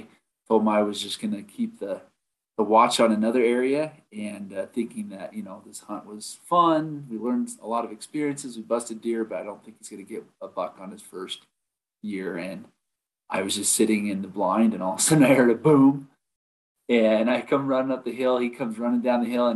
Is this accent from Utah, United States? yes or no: yes; Utah, United States; also born or lived in Idaho / Montana / Vernal, Utah; I'm from Utah. I live in Vernal. It's on the northeast side of the state.